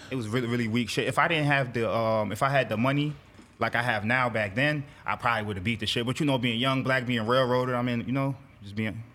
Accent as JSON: {"language": "English", "town": "New York City", "region": "New York", "country": "United States", "tie": "born or raised there", "said": "I'm from Brooklyn, Bedford Stuyvesant part of Brooklyn"}